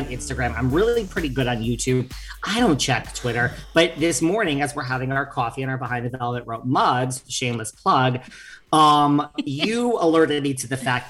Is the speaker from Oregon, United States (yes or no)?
no; New York, United States; I'm a single jaded New Yorker